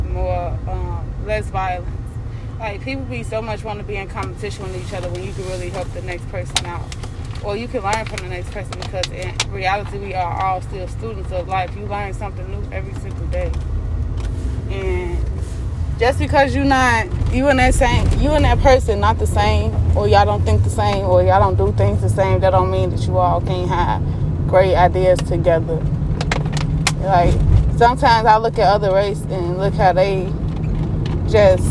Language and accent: English; Chicago, Illinois, United States; It's hard growing up in Chicago. I'm just speaking of Chicago personally because that's where we from